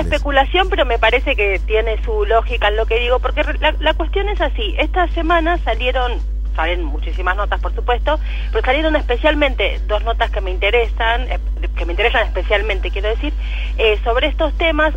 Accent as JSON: {"language": "Spanish", "country": "Argentina"}